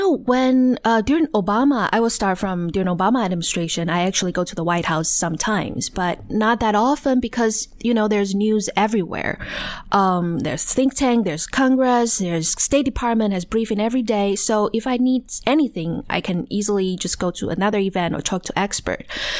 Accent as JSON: {"language": "English", "region": "Taichung", "country": "Taiwan", "tie": "born or raised there", "second_language": "English", "said": "So I grew up in Taiwan, Taichung, actually, and I went to Taiwan University."}